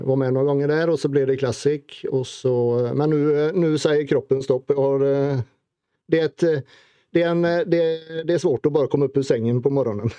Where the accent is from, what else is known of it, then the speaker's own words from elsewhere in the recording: Sweden; moved away as an adult; now in Norway; tekniskt sett så är jag ju norrman i och med att jag har blivit norsk medborgare men jag är ju fortfarande blågul i hjärtat.